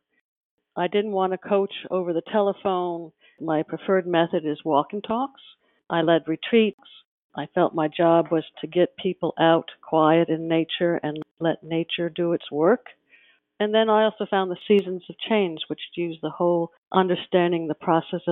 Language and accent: English; Connecticut, United States; I grew up in Connecticut in a typical 1960 neighborhood.